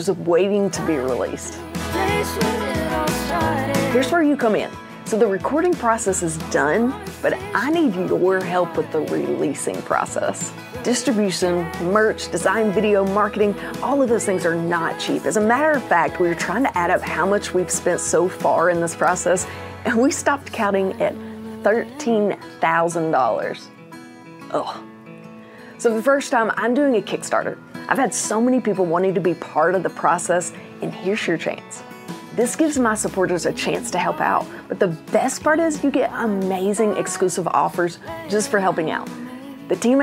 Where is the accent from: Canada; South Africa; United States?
United States; the South; accent: Southern; I have a Southern accent